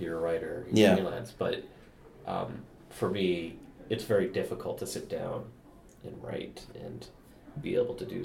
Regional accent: Canada; I'm Canadian.

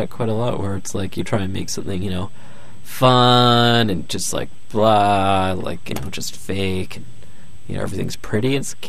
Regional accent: Vancouver, British Columbia, Canada; I'm from Vancouver, and we're known for our copious amounts of potheads.

